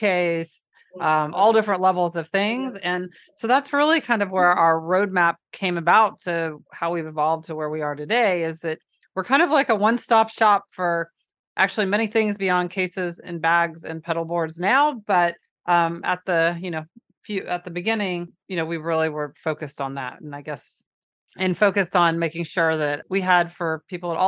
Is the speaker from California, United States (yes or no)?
no; Florida, United States; I'm from Florida